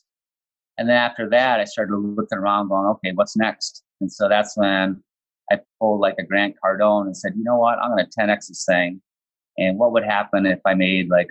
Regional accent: Midwest, United States; also born or lived in San Francisco; I was actually born and raised in my hometown here where I'm living right now

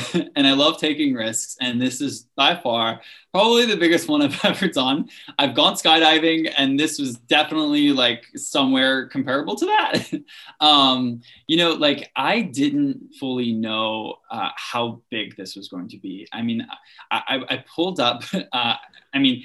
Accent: Louisiana, United States; moved away as an adult; also born or lived in Salt Lake City, Utah; now in New York City, United States; we'd go fishing and really just enjoy the culture that I was raised

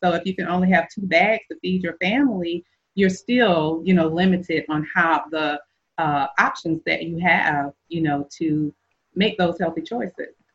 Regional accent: the South, United States; growing up in the South

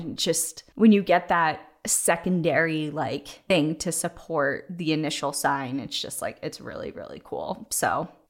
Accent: Whittier, California, United States; I wanted to talk about my hometown of Whittier, which is a historic Quaker town in Southern California

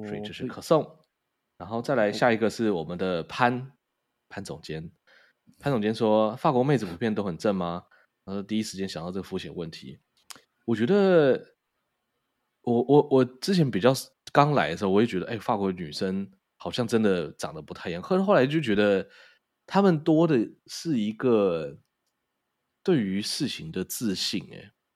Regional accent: Taiwan; 所以以我们台湾人的收入，然后去那边没有觉得痛到爆。你看，像我在纽约，我就该到该、嗯、到不行。可是我在法国的时候，我就不会该成那个样

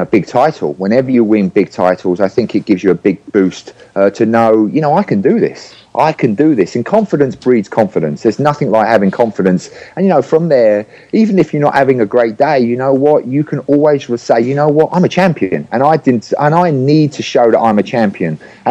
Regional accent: England, United Kingdom; now in San Diego, United States; And that year I moved from England to San Diego.

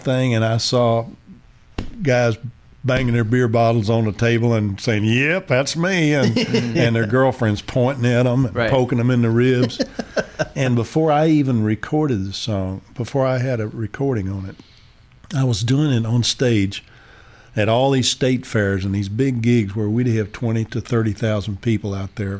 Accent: Lubbock, Texas, United States; moved away; also born or lived in Atlanta / Los Angeles; I was very proud to be a Texan. I'm a typical Texan.

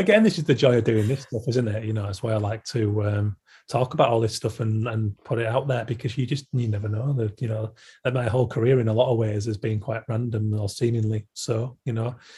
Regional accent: Yorkshire and the Humber, United Kingdom; I'm a Yorkshireman

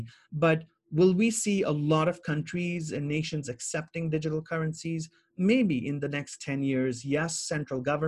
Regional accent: Jammu and Kashmir, India; also born or lived in Middle East / Bahrain; now in Toronto, Canada; those years growing up in Kashmir

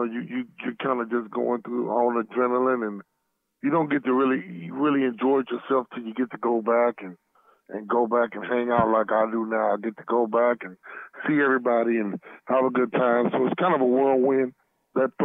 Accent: Arkansas, United States; we're both from Arkansas

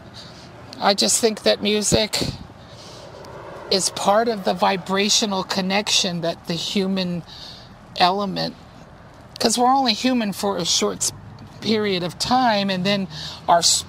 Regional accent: Virginia Beach, Virginia, United States; I grew up in Virginia Beach, too, which was Edgar Casey territory

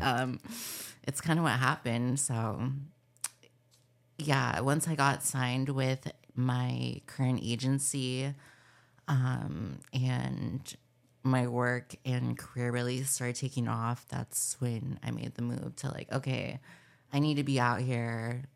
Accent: Palm Springs, California, United States; I grew up in Palm Springs, California

